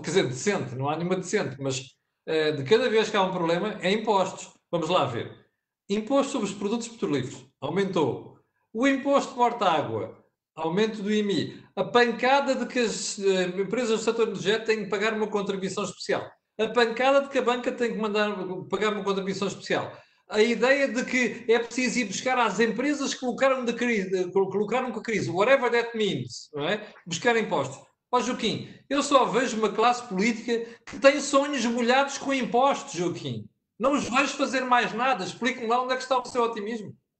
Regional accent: Portugal; como português

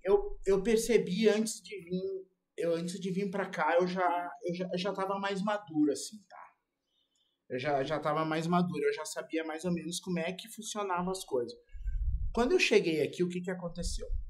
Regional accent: Porto Alegre, Rio Grande do Sul, Brazil; now in Santa Catarina, Brazil; Eu sou de Porto Alegre e fui morar em Santa Catarina.

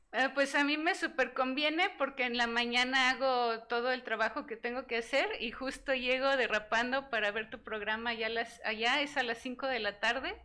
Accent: Mexico; moved away as an adult; now in Eindhoven, Netherlands; soy mexicana

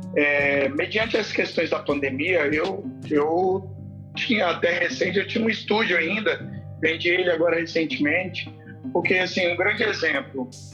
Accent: Pirenópolis, Goiás, Brazil; also born or lived in Brasília; now in Goiânia, Brazil; Eu sou natural, eu nasci em Brasília, mas logo depois mudei pra uma cidade chamada Pirenópolis, que é no interior de Goiás, e hoje moro em Goiânia há quinze anos

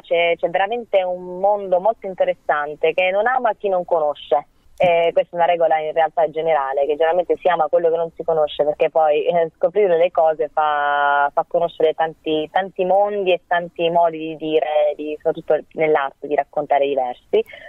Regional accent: Matera, Basilicata, Italy; moved away as an adult; now in Rome, Italy; sono di Matera originaria

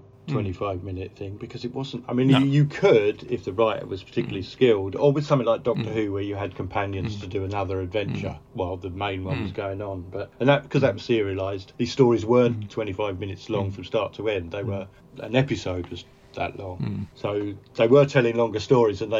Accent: Brentwood, East of England, United Kingdom; I grew up in Brentwood in Essex, which is a satellite commuter town.

